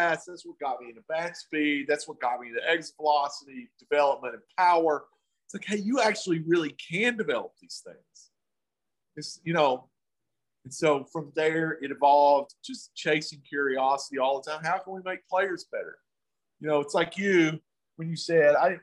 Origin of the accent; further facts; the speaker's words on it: the South, United States; I'm from the South